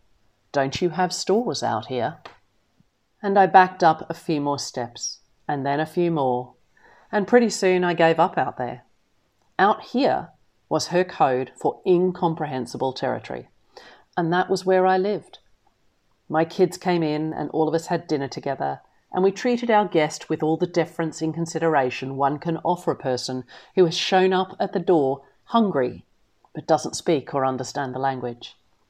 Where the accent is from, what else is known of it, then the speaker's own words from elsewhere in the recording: the South, United States; I come from the South, and I'm therefore genetically incapable, my husband says, of receiving company without making at least a little fuss.